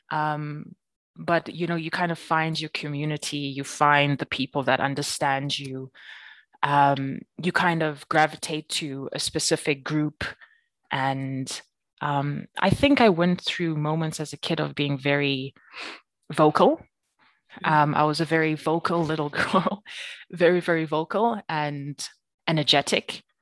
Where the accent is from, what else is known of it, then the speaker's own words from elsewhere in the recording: Free State, South Africa; now in Johannesburg, South Africa; People like when they hear that I grew up in the Free State, they're like, I don't understand. You don't seem like somebody that grew up in the Free State.